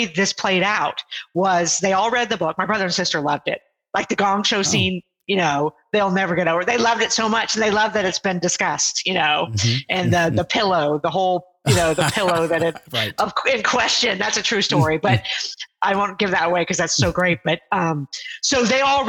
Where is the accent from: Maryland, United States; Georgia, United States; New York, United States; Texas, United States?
Texas, United States; Houston; moved away as an adult; also born or lived in Ohio; I was living in Ohio at the time, and I'm from the Houston area